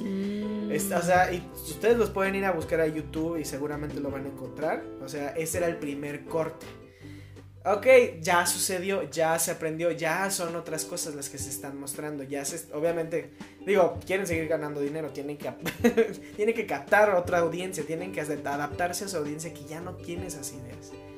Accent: Mexico; como mexicanos

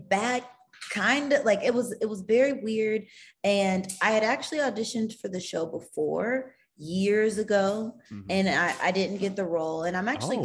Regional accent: Katy, Texas, United States; moved away as an adult; also born or lived in Atlanta, Georgia; now in Los Angeles, United States; I grew up in Katy, but all my family is from Houston

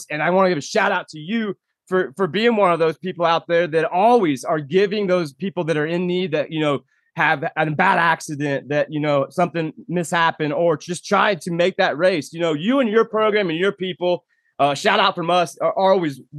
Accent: Indiana, United States; last season there at War in the Woods in my home state, Indiana, as you spoke.

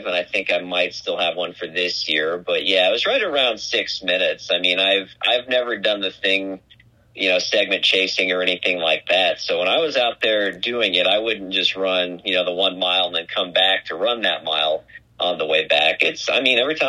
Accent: Lincoln, Nebraska, United States; now in Omaha, United States; my hometown is Lincoln, so getting to run through there and some of the spots where I used to run, you know, doing track and cross country in high school

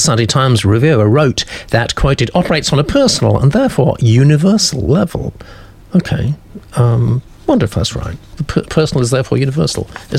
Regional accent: United States; now in London, United Kingdom; Where I've lived since 1990 with my South African wife. I am American.

